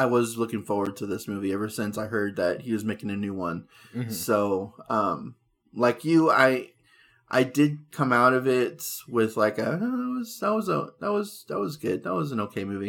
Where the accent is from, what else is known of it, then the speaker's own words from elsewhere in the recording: California, United States; we grew up in California